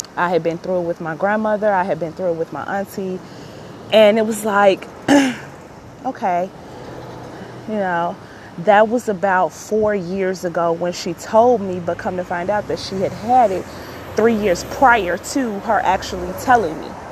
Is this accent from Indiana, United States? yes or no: no; Chicago, Illinois, United States; I'm born and raised in Chicago